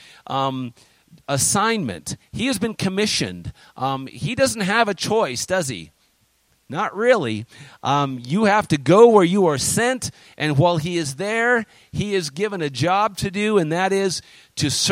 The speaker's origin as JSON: {"language": "English", "country": "United States", "also_born_or_lived": "China", "said": "we're American citizens, and I'm proud of being American"}